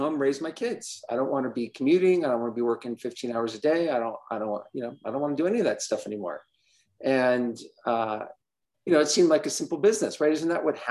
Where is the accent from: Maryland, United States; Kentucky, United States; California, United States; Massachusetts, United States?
California, United States; Los Angeles; moved away as an adult; now in Denver, United States; I live in Denver, Colorado, but I'm from Southern California. I'm from